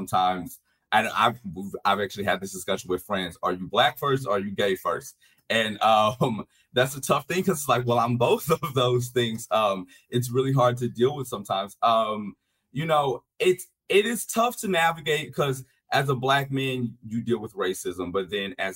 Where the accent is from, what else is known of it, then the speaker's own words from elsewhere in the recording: Louisiana, United States; I'm from Louisiana, so I'm from the Deep South